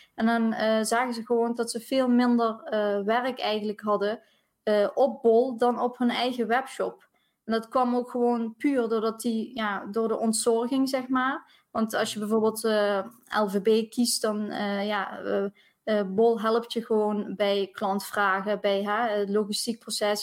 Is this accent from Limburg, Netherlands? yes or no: yes; South Limburg, Netherlands; accent: Limburg; Ik eh, woon in Limburg, Zuid-Limburg, dus misschien eh, hoor je het ook aan mijn accentje